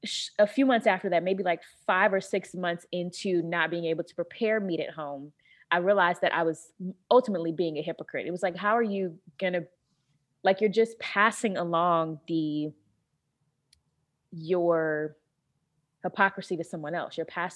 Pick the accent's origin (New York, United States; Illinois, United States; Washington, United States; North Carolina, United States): North Carolina, United States; You know, I'm from North Carolina originally, and that's like pork central.